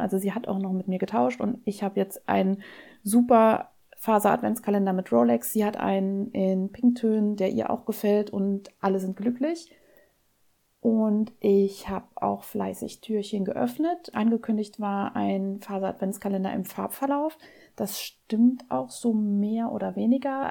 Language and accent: German; Saarland, Germany; Bei uns im Saarland heißen die Dinger noch Waschlappe